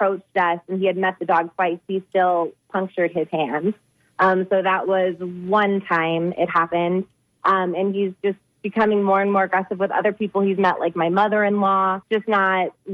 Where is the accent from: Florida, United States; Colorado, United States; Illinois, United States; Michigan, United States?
Florida, United States; Lutz; now in Arizona, United States; I'm actually from Lutz, Florida